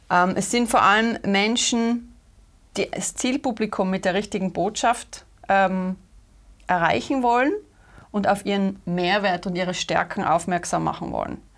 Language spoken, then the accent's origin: German; Austria; accent: Austrian; österreichischen Akzent da heute.